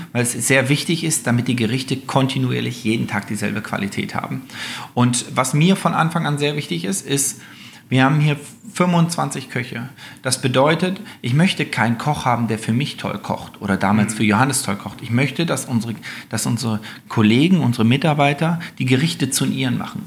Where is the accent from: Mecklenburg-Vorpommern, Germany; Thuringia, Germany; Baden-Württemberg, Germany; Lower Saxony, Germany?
Lower Saxony, Germany; Göttingen; now in Sylt, Germany; Also ich, ich komme aus Göttingen